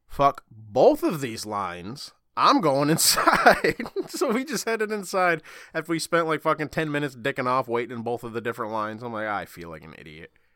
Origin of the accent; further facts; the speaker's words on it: Michigan, United States; I'm from Michigan